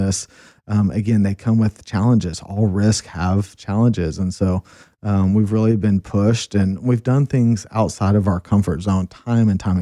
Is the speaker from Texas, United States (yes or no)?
yes; Austin, Texas, United States; moved away as an adult; now in Colorado, United States; we live born and raised in Austin